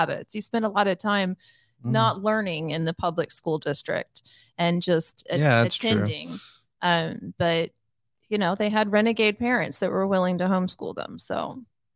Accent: Kansas City, United States; I'm from Kansas City

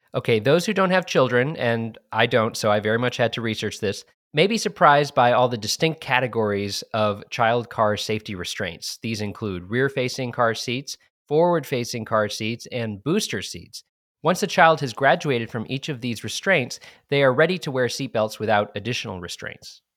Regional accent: New Hampshire, United States; I'm from the Granite State

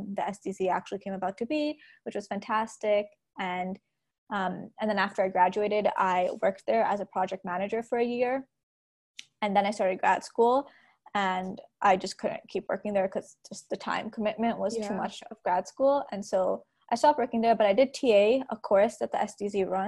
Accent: Toronto, Ontario, Canada; also born or lived in Montreal / Brampton; I have spent about half my life in Toronto, half my life in Brampton

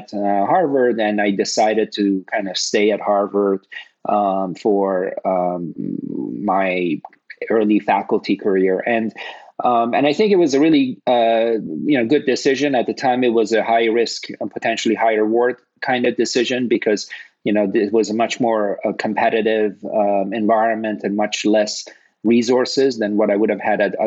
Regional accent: Toronto, Ontario, Canada; moved away as an adult; also born or lived in Cambridge, Massachusetts / Los Angeles; I grew up in Toronto, and I got initially exposed to bioengineering when I was in the third year of a chemical engineering program at the University of Toronto

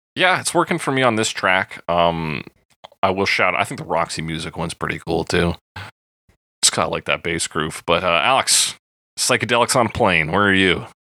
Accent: Alberta, Canada; being born and raised in Alberta

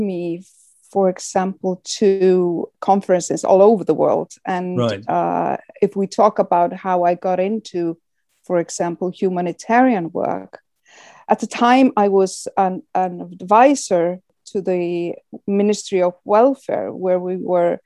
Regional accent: Iceland; we in Iceland, because it's a welfare country

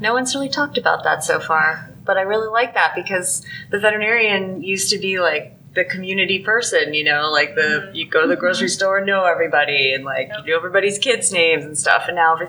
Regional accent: Pennsylvania, United States; I'm from Pennsylvania. We don't disaster plan in Pennsylvania.

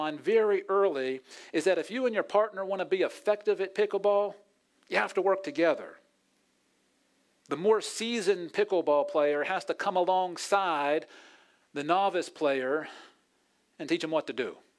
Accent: Pittsburgh, Pennsylvania, United States; Pittsburgh, where I'm from

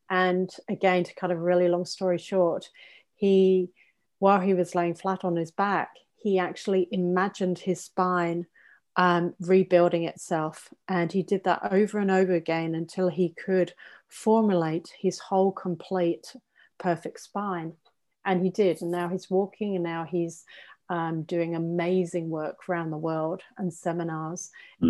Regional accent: England, United Kingdom; I'm English

